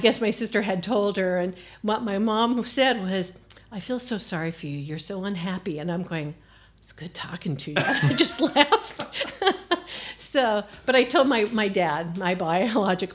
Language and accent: English; Southern California, United States; also born or lived in Downey / Anaheim / Fullerton / Brea; now in Indiana, United States; I was born and raised in Southern California